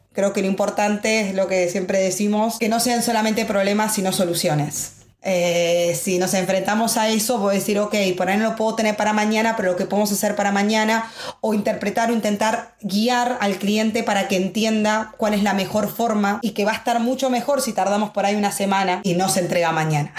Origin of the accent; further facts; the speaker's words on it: Buenos Aires, Argentina; moved away as an adult; now in Madrid, Spain; yo soy argentina de Buenos Aires, creo que mi acento lo hice desde momento uno.